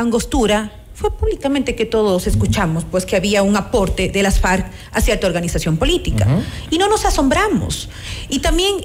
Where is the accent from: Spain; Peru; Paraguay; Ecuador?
Ecuador; como ecuatorianos y ecuatorianas